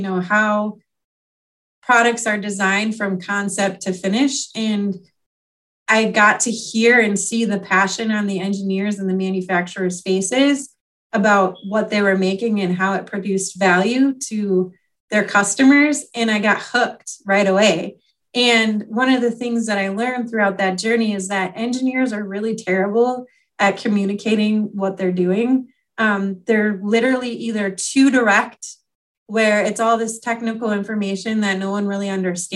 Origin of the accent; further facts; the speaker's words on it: Wisconsin, United States; also born or lived in New York; now in Illinois, United States; we ended up moving to Wisconsin when I was like 3 years old